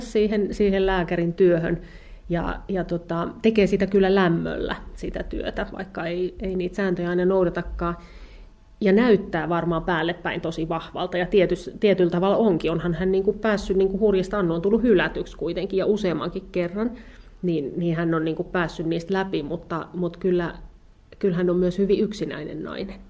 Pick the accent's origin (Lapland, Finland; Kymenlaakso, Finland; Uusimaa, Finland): Uusimaa, Finland; Kerava; also born or lived in Ostrobothnia; mä olen siis lapsuuteni asunut Keravalla. Joo, mä oon syntyisin, syntyisin Pohjanmaalta, mutta tota, kyllä ne on mun lapsuuden maisemia